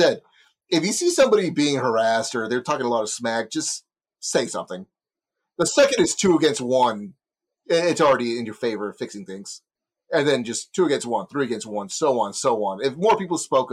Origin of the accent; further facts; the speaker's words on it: Texas, United States; Speaking as a Texan